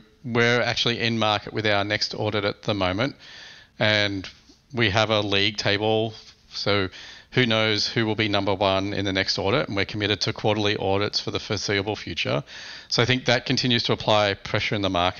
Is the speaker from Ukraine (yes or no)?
no; Australia; moved away as an adult; now in United States; As an Australian, I think